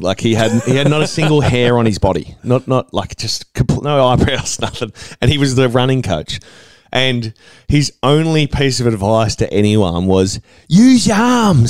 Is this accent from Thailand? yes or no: no; Ringwood, Victoria, Australia; I'm from Ringwood, mate. I've got a shopping centre.